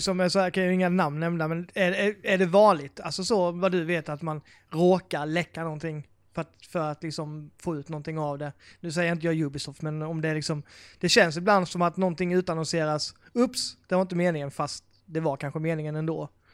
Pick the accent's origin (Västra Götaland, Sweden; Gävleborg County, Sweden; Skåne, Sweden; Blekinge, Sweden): Blekinge, Sweden; now in Skåne, Sweden; Jag är faktiskt från Blekinge